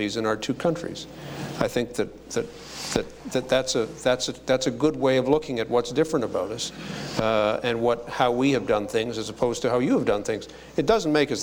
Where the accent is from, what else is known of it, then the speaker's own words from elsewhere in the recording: Canada; just being Canadian